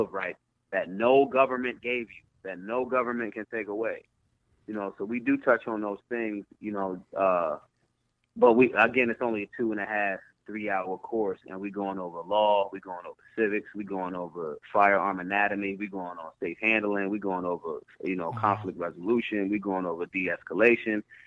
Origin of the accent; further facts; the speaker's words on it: Philadelphia, Pennsylvania, United States; I'm from Philly